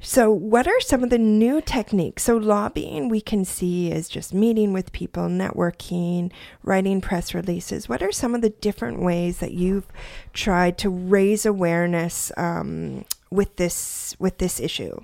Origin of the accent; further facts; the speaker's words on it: Parksville, British Columbia, Canada; also born or lived in Quebec; now in New Brunswick, Canada; I grew up in British Columbia